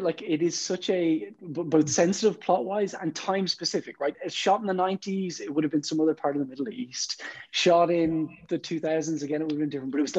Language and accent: English; Ireland; I'm from Ireland